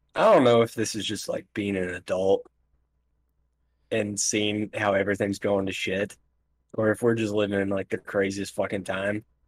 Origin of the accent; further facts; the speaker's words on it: United States; I'm American